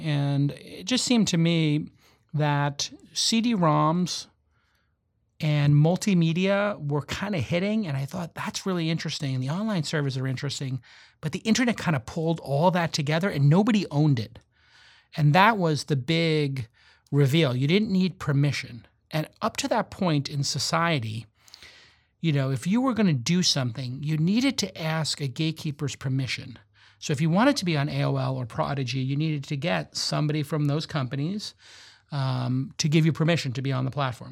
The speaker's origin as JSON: {"language": "English", "town": "New York City", "region": "New York", "country": "United States", "tie": "born or raised there", "said": "I grew up in Brooklyn in the, you know, late seventies and early eighties"}